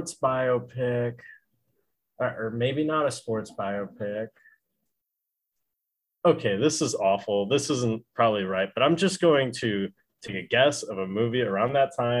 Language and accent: English; Kenosha, Wisconsin, United States; now in Austin, Texas, United States; I'm from Kenosha, Wisconsin, which is very close to Illinois